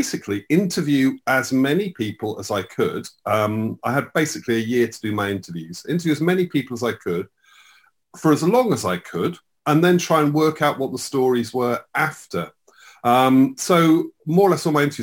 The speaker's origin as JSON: {"language": "English", "town": "Slough", "region": "South East England", "country": "United Kingdom", "tie": "born or raised there", "said": "I grew up in Slough"}